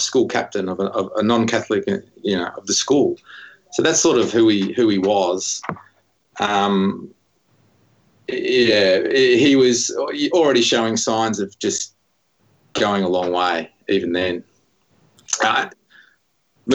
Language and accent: English; Morwell, Victoria, Australia; born or raised there; also born or lived in Heathmont, Melbourne